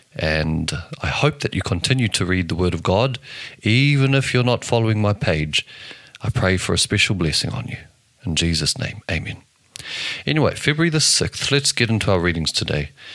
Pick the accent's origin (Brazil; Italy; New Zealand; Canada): New Zealand; I'm from New Zealand.